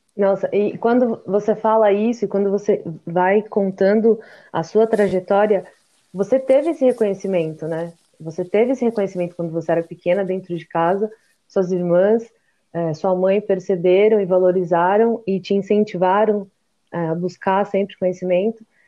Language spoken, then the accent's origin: Portuguese; São Paulo, Brazil; eu também sou de São Paulo